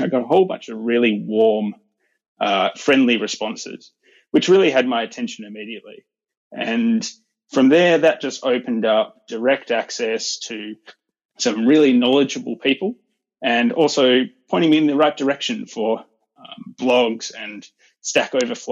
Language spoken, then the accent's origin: English; Perth, Western Australia, Australia; I'm from Perth, Western Australia